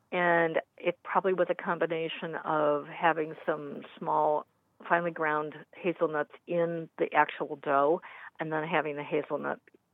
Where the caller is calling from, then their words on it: Cleveland, Ohio, United States; Cleveland, Ohio area.